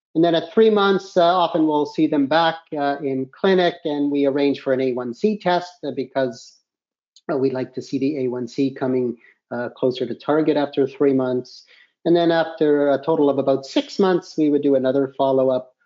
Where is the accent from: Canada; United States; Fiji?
Canada; I'm from Canada and I practice uh, diabetes in Canada